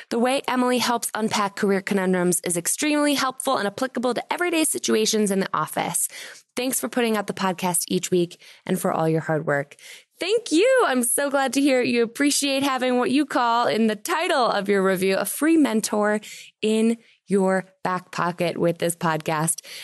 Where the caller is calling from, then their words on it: California, United States; I'm calling in from California.